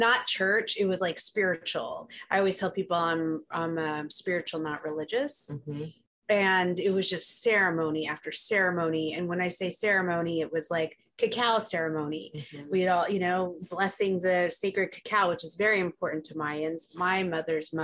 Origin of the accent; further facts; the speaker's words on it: Houston, Texas, United States; also born or lived in New York City; now in Los Angeles, United States; I grew up in Houston, Texas